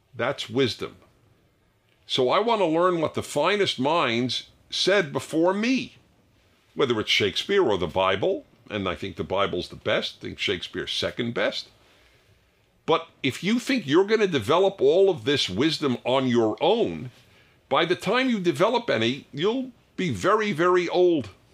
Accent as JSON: {"language": "English", "town": "New York City", "region": "New York", "country": "United States", "tie": "born or raised there", "said": "I grew up in New York City"}